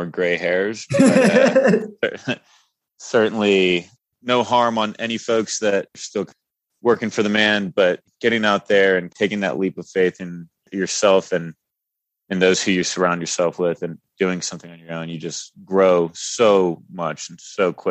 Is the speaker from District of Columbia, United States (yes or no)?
no; San Antonio, Texas, United States; moved away as an adult; also born or lived in Salt Lake City / New York / Denver, Colorado; I was born and raised in San Antonio, Texas